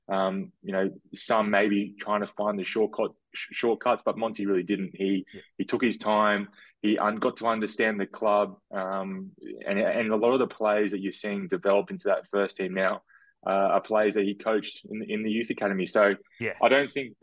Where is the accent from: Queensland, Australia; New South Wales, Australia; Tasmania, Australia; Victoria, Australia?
Queensland, Australia; Sunshine Coast; born or raised there; also born or lived in Ayr, Queensland